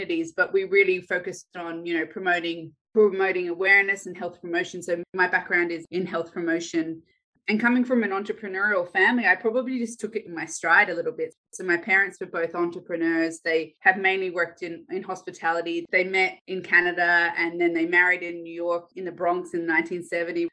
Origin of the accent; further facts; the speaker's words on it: Australia; also born or lived in Ireland; I was born in Ireland. And then we emigrated to Australia when I was 6 years old